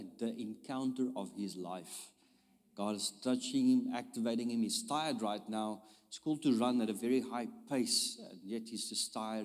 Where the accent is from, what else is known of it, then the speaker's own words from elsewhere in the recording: South Africa; I'm from South Africa.